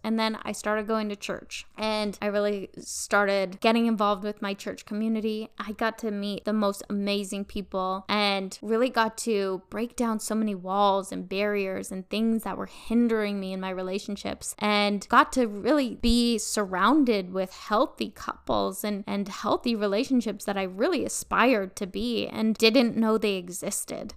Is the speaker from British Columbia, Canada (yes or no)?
yes; northern British Columbia, Canada; also born or lived in Vancouver; I was born and raised in a very small town up in northern B C.